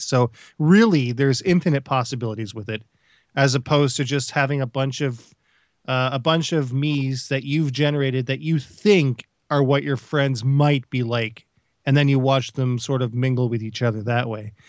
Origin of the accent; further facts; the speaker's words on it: Canada